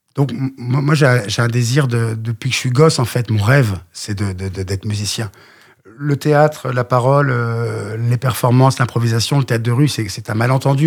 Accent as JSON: {"language": "French", "town": "Le Mans", "region": "Pays de la Loire", "country": "France", "moved": "yes", "said": "je viens du Mans"}